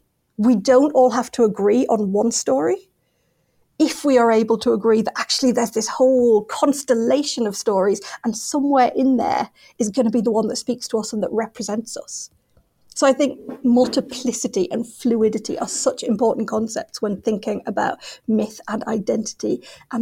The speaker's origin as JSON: {"language": "English", "region": "England", "country": "United Kingdom", "said": "all of us as English people, as dreamers of England"}